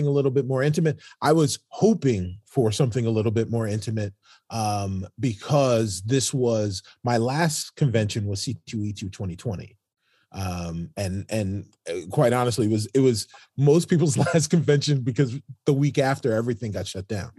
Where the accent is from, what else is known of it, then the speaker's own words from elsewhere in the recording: New York City, New York, United States; I'm from New York City